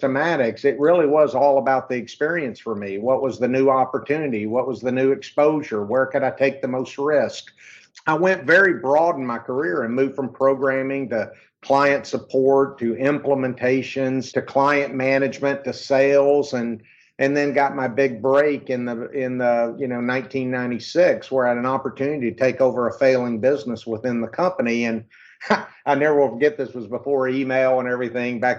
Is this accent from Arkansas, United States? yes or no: yes; Arkansas, United States; I was born and raised in Arkansas.